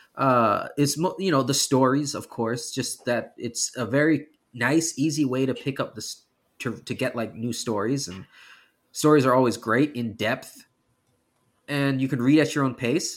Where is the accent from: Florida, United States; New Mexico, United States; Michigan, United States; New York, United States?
New York, United States; now in California, United States; I am from New York originally. I just happen to live in California now